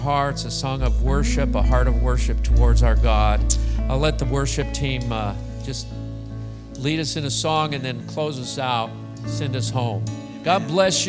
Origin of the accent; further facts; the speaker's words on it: Scotland, United Kingdom; I'm Scottish.